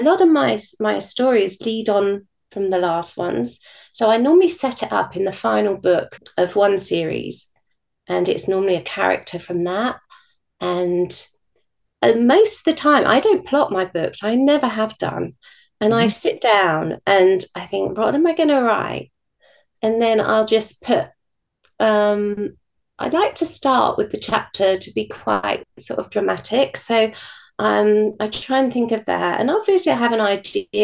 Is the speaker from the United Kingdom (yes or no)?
yes; United Kingdom; being British